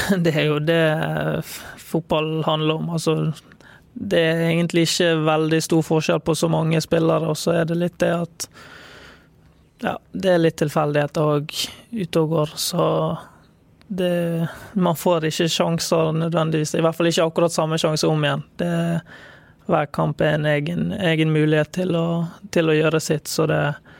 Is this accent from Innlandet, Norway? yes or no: no; Bergen, Vestland, Norway; jeg er fra Bergen, født og oppvokst.